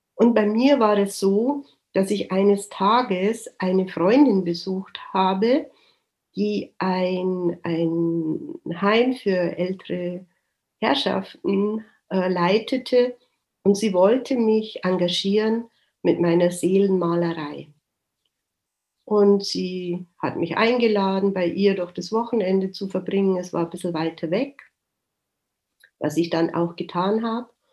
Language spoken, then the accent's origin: German; Germany; ich ja als Deutsche